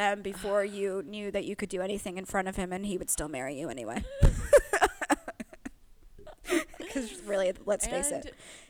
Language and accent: English; United Kingdom; I can't do a diaper situation or even act like a baby because I am too British, too refined.